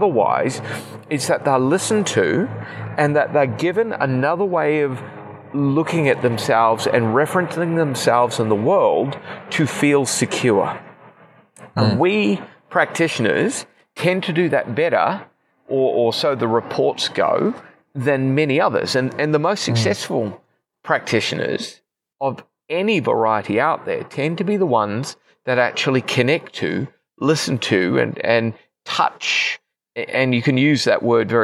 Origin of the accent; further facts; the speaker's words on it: New Zealand; moved away as an adult; also born or lived in Queensland, Australia; now in Australia; we're in the quasi-indiscriminate spot of being New Zealand citizens, which means we don't really count as permanent residents, but we're not New Zealanders anymore either after 15 years